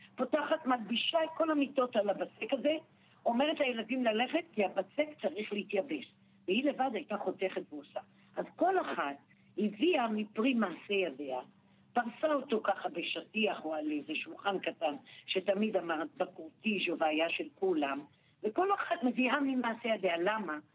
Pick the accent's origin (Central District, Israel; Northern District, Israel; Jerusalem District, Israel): Jerusalem District, Israel; Jerusalem; אני נולדתי בנחלאות